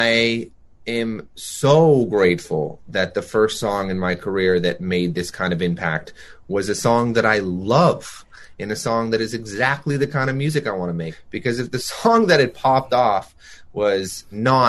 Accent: Toronto, Ontario, Canada; growing up in Toronto, trying to be a musician

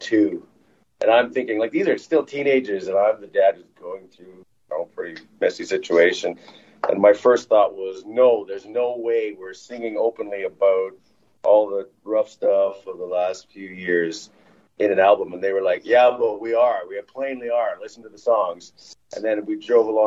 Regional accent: Killarney, Manitoba, Canada; I grew up in Clarney

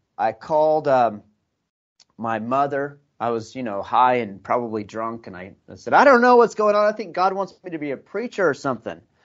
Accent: United States; moved away as an adult; also born or lived in Iraq; I came here from America

